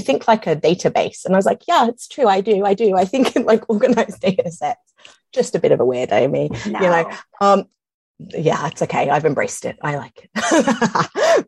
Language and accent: English; London, United Kingdom; moved away; I'm from London and it's huge, like it's hugely, hugely multicultural there